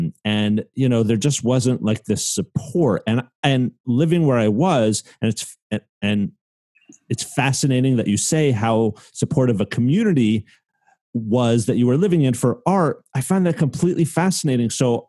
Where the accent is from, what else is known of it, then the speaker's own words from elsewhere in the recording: New Jersey, United States; moved away; I came from New Jersey